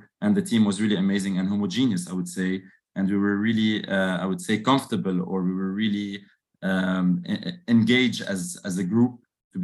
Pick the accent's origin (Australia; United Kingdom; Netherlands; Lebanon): Lebanon; moved away as an adult; also born or lived in Dubai, United Arab Emirates; I'm Lebanese, born and raised in Lebanon, and I've moved after my bachelor's to Dubai for 7 years.